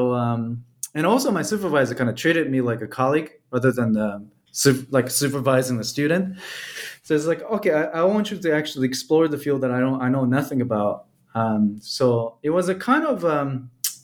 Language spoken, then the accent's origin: English; Japan; now in Belgium; when I was growing up in Japan.